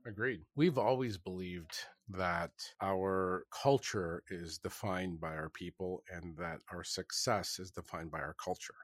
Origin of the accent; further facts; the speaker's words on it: Canada; I am Canadian